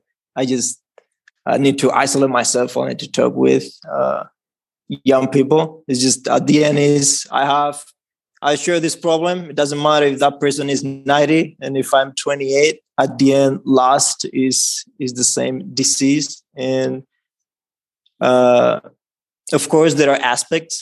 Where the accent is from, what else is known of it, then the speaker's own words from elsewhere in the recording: Dominican Republic; I'm from the Dominican Republic